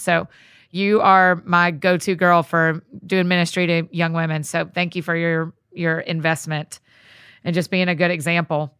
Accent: the South, United States; accent: Southern; my Southern accent

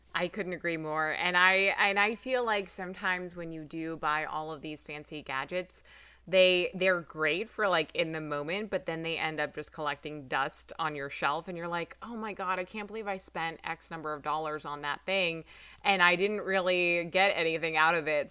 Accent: New York, United States; I'm from New York

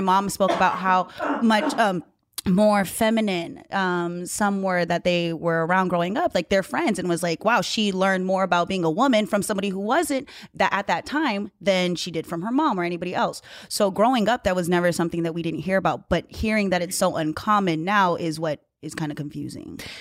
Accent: Hawaii, United States; I grew up in Hawaii

